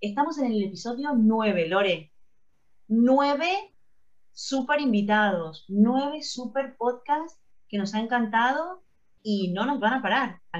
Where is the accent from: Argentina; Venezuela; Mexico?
Argentina; now in Spain; nosotros somos argentinas y todo bien, pero en España